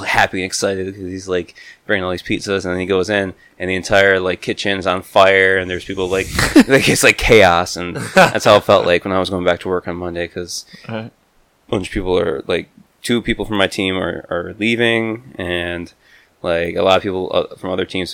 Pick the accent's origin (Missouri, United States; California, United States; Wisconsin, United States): Wisconsin, United States; moved away; I'm originally from Wisconsin